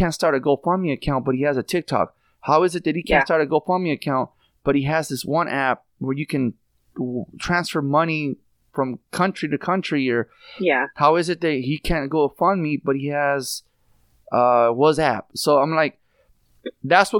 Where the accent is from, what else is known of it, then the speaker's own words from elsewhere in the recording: California, United States; I'm from California